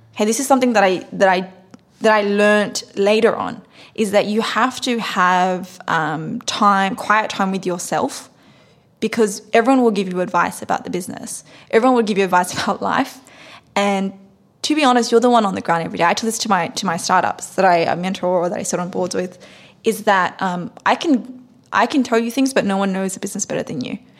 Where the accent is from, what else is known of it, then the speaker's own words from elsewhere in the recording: Sydney, New South Wales, Australia; moved away as an adult; now in United States; I grew up in Sydney, Australia on the rougher parts of uh, Western Sydney near Cabramatta um, and also um, in Fairfield